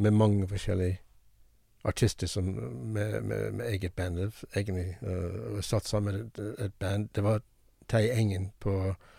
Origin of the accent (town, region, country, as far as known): United States; Norwegian is a second language; moved away as an adult; also born or lived in Haugesund, Norway; now in Norway